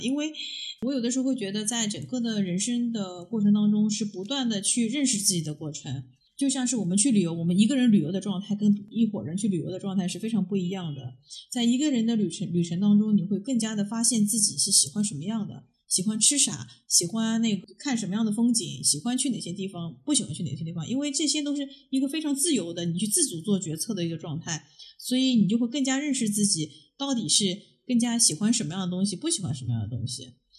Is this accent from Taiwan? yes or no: no; Shanghai, China; moved away; also born or lived in United States / Europe / Beijing; 其实我是一个出生在上海的郊区的一个，一个小孩儿，呃，我是有个非常快乐的童年，因为我爷爷是个渔民。我小时候就一直在渔船上面长大